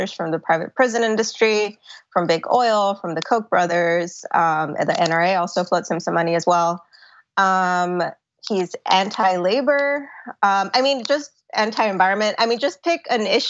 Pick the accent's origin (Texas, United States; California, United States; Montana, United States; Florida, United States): Texas, United States; Laredo; the people here in my hometown of Laredo